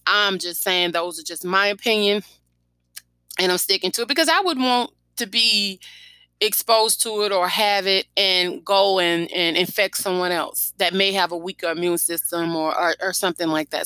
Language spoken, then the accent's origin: English; Baton Rouge, Louisiana, United States; my hometown about the coronavirus death toll that have hit us in East Baton Rouge